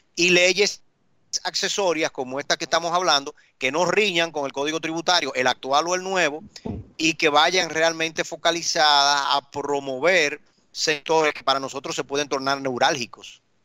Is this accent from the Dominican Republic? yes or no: yes; Dominican Republic